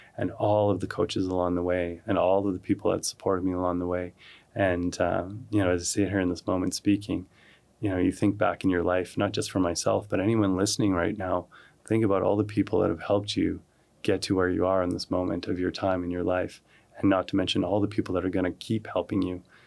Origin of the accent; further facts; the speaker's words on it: Calgary, Alberta, Canada; I grew up here in Calgary